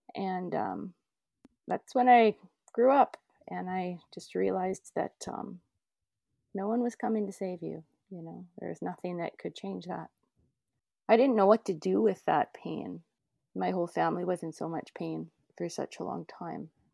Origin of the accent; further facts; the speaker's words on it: Canada; I grew up near the North Saskatchewan and the Battle River Valley.